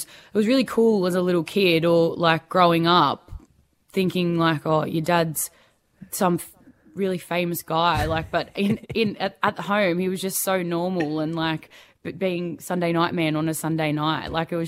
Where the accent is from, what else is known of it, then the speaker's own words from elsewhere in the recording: Perth, Western Australia, Australia; born there; Yes, I was born in Perth. Everyone else was born here in Sydney, and I kind of like to play on that a little bit.